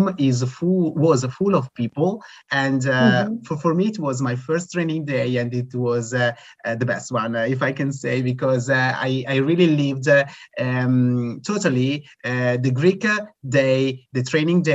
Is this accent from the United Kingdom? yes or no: no; Italy; I'm from Italy